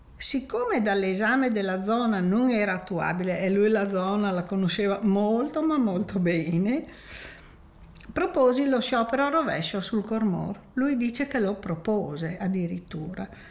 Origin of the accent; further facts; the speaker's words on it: Friuli-Venezia Giulia, Italy; il lavoro qui vuol dire anche trasformazione civile del Priuli, cioè della mia terra